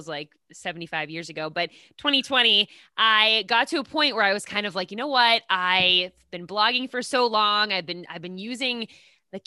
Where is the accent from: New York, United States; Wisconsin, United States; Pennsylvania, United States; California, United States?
Pennsylvania, United States; Pittsburgh; moved away; I'm originally from Pittsburgh, Pennsylvania.